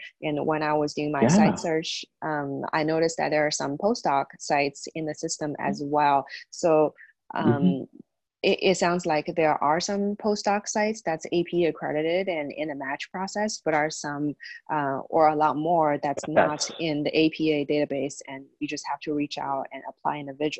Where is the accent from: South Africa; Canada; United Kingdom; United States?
United States; Indiana; I know I came from Indiana, and that's one of the states that doesn't require postdoctoral hours